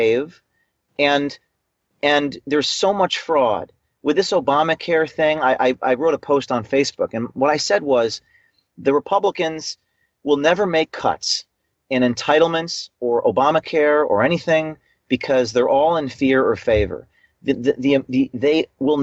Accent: New Jersey, United States; I'm from New Jersey, and in Newark, New Jersey, where I close to being raised

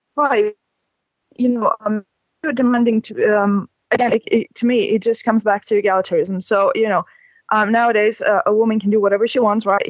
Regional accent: Lithuania; we're from Lithuania

